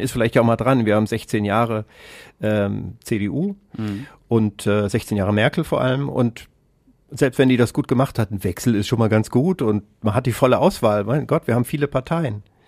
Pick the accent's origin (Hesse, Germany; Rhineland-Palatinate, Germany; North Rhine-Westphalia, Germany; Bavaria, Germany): Hesse, Germany; Kassel; ich komme aus Kassel